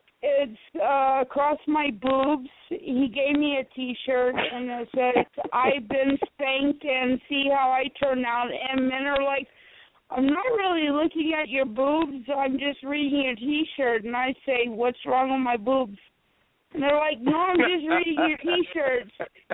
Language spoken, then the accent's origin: English; East Coast, United States; because I'm from the East Coast, and I'm, you know, Janet and you and Steve Mingola and everybody is from the East Coast